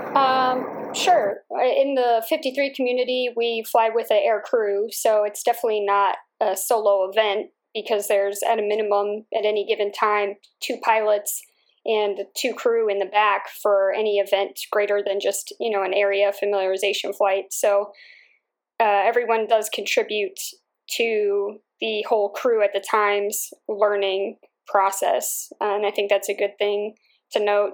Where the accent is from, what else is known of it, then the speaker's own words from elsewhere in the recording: Holland, Pennsylvania, United States; I grew up in Bucks County, which is an area in northeast Philadelphia. It's a town called Holland